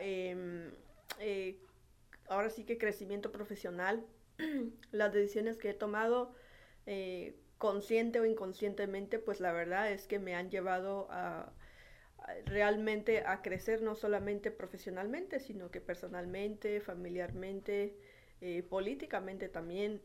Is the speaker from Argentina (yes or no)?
no; Baja California, Mexico; also born or lived in Cochoapa el Grande, Guerrero / Ensenada; yo prácticamente toda mi vida la he hecho aquí en Baja California